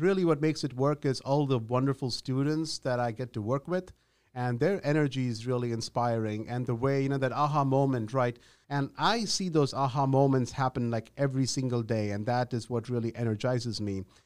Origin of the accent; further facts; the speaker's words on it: India; moved away as an adult; also born or lived in Ahmedabad, India / Mumbai, India; now in United States; I was born in Ahmedabad, just a short hop from Mumbai, but I grew up in India.